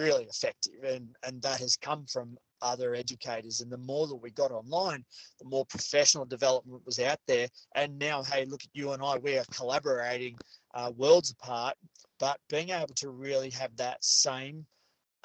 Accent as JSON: {"language": "English", "country": "Australia", "said": "where we are now as Australian educators"}